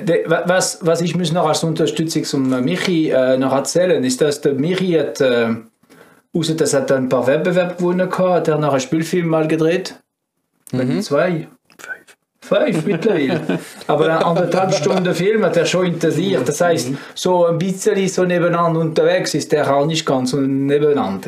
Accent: France; German is a second language; moved away as an adult; now in Switzerland; Ich bin äh, ein richtiger Franzose

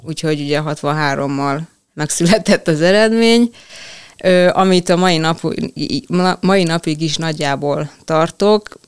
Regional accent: Veszprém, Veszprém County, Hungary; amikor már ugye kellett gondolkozni, hogy mi legyen a szakma, vagy egyáltalán hova tovább, akkor itt Veszprémben

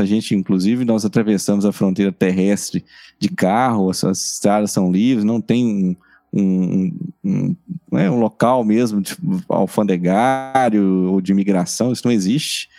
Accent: Brazil; nós somos brasileiros

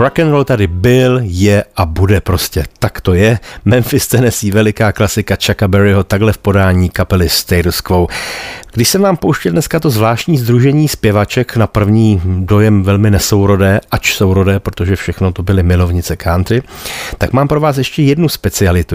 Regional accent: Bohemia, Czechia; u nás v Čechách

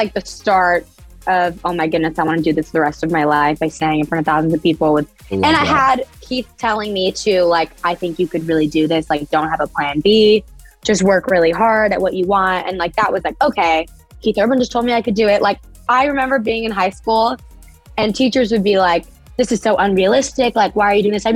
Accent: Vancouver Island, British Columbia, Canada; I grew up on Vancouver Island in Canada.

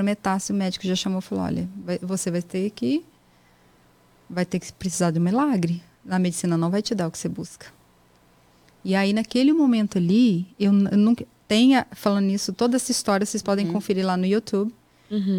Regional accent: Espírito Santo, Brazil; moved away as an adult; also born or lived in Serra, Brazil / Jaguaré, Brazil; now in United States; nasci no Espírito Santo, né? E ali eu morei até eu vir para cá. Então eu sou do Espírito Santo

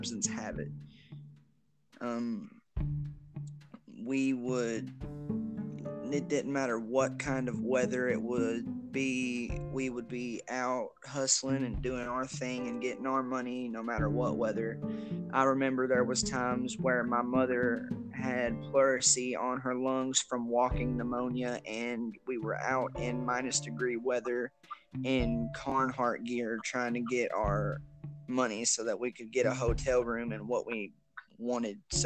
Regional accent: Versailles, Kentucky, United States; moved away; I am from Versailles, Kentucky, originally

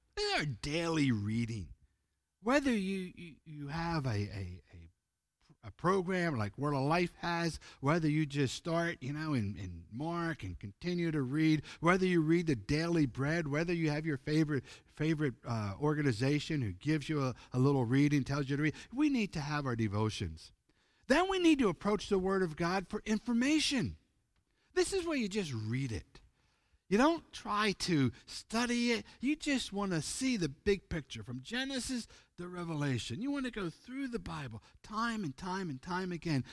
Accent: Pennsylvania, United States; moved away as an adult; also born or lived in Ozark, Arkansas; I'm from the East Coast, United States, Pennsylvania

